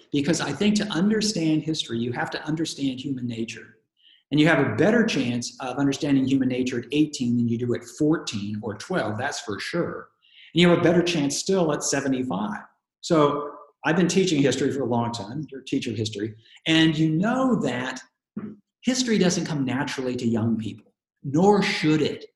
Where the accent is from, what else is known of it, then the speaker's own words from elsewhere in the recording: Portland, Oregon, United States; when I was a kid growing up in Oregon, growing up in Portland